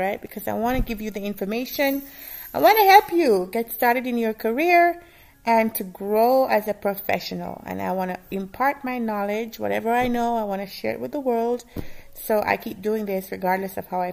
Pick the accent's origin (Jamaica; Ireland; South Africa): Jamaica; moved away; I used to eat a lot when I was growing up in Jamaica